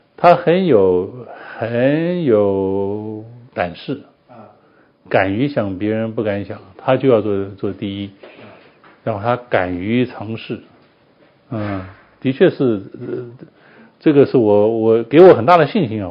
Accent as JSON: {"language": "Chinese", "country": "Taiwan", "tie": "born or raised there", "also_born_or_lived": "United States / Europe / Japan / Hong Kong", "moved": "as an adult", "said": "去台湾了， 我在那边出生长大"}